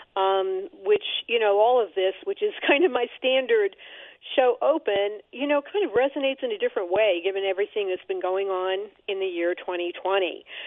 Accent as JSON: {"language": "English", "town": "New York City", "region": "New York", "country": "United States", "said": "as a New Yorker"}